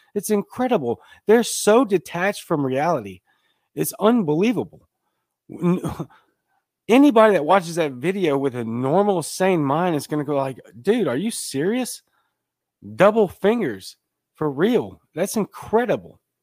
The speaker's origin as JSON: {"language": "English", "town": "Baton Rouge", "region": "Louisiana", "country": "United States", "moved": "yes", "lives_now": "South Mississippi, United States", "said": "I'm from Baton Rouge, Louisiana"}